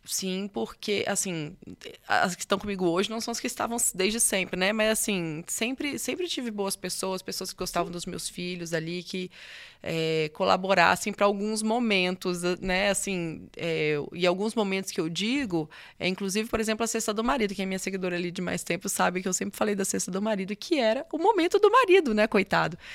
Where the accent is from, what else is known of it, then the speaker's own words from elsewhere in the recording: Nanuque, Minas Gerais, Brazil; moved away; also born or lived in Espírito Santo; Eu sou de Nanuque, Minas Gerais. É, na verdade, eu sou capixaba. E, mas aí cresci em Nanuque